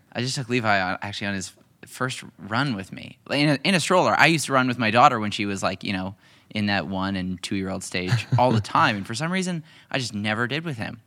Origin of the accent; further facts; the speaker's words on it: Canada; also born or lived in Hamilton, Ontario; I'm a Canadian. I live in Hamilton, Ontario.